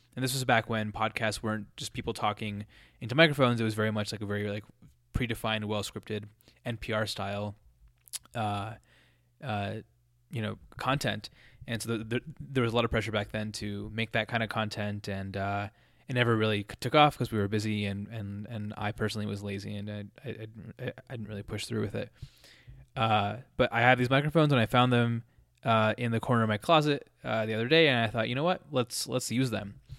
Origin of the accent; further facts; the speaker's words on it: Colorado, United States; when you grow up in some in a place like Colorado